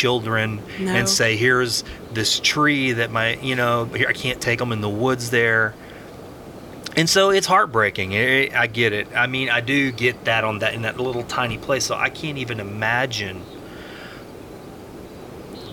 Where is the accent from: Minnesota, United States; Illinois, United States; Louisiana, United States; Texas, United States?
Louisiana, United States; Houston River Road; the home that I grew up in. I grew up on Houston River Road